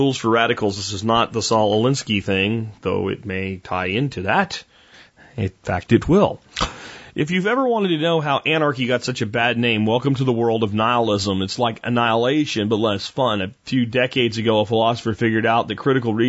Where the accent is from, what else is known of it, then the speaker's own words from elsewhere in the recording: United States; also born or lived in Florida / Pennsylvania; I grew up in the Florida swamps and the Pennsylvania woods.